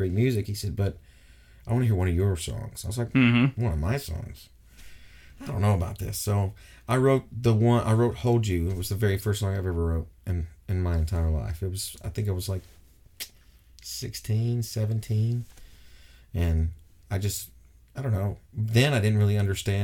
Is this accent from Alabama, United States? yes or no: yes; Scottsboro, Alabama, United States; now in Huntsville, United States; I'm originally from Scottsboro, about 45 minutes east